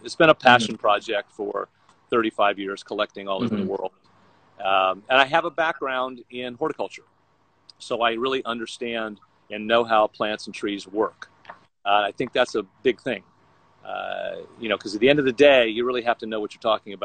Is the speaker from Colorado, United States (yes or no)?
no; Vero Beach, Florida, United States; moved away as an adult; now in Los Angeles, United States; Born and raised in Florida, sort of the Palm Beach area, a little town called Vero Beach